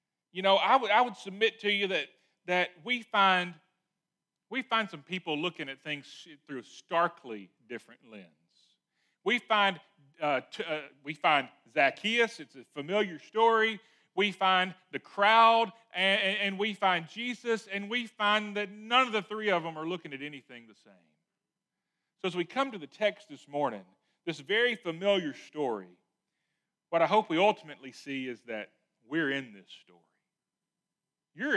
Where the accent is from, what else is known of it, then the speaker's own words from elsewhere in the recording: Lewisville, Arkansas, United States; I was from Louisville, Arkansas